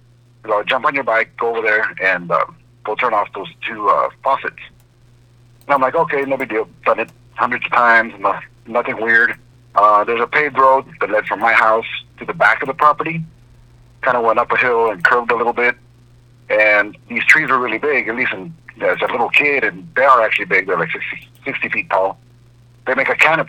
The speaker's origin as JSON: {"language": "English", "region": "Southern California", "country": "United States", "tie": "born or raised there", "said": "I grew up here in Southern California, 10 acres of avocado"}